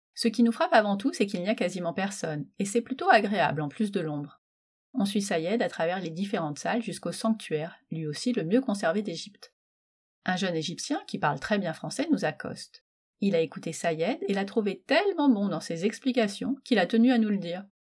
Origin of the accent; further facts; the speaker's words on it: Metz, Grand Est, France; je suis née à Metz.